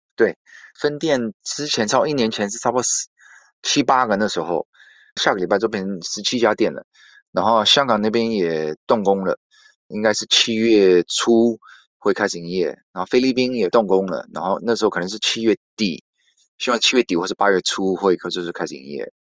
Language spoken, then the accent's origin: Chinese; United States; moved away as an adult; now in Taiwan; 我是美国出生长大的